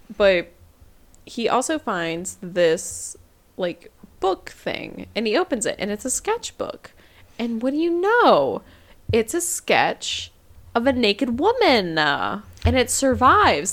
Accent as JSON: {"language": "English", "country": "United States", "said": "I am American."}